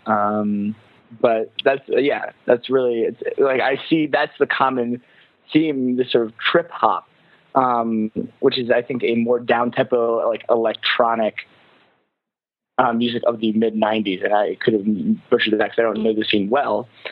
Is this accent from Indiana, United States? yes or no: no; Lancaster County, Pennsylvania, United States; from Lancaster County, which is where where I'm from